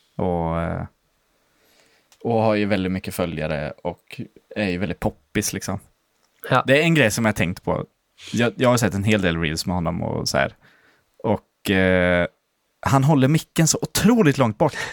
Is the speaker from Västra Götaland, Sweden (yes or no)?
no; Landskrona, Skåne, Sweden; moved away; när jag var ganska nyutflyttad från Landskrona